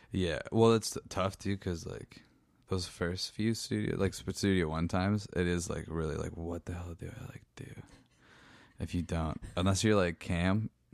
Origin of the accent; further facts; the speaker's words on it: Meaford, Ontario, Canada; in Meeford, where I'm from, I lived about a kilometer away from the military base